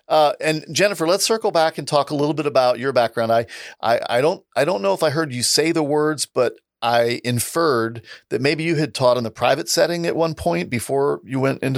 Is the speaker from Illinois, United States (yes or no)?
yes; Southern Illinois, United States; now in St. Louis, United States; I live in St. Louis now, but I grew up in Southern Illinois.